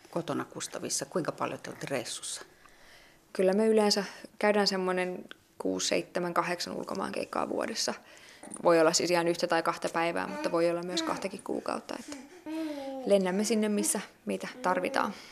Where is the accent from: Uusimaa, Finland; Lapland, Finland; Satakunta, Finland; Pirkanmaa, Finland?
Pirkanmaa, Finland; Tampere; Mä oon itse kotoisin Tampereelta